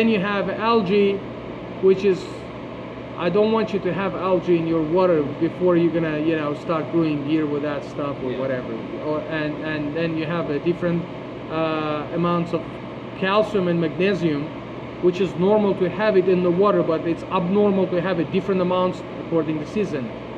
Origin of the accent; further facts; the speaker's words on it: Turkey; now in Fort Lauderdale, United States; in the place that I was born in Turkey, having a good relationship with people older than you and taking advices from those people is kind of blessing